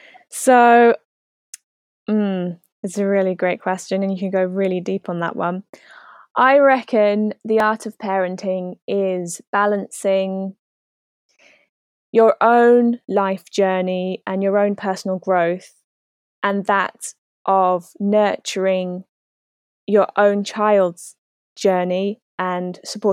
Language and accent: English; New Zealand; moved away as an adult; now in United Kingdom; about 4 years ago now, I moved from New Zealand to the UK to be with my boyfriend.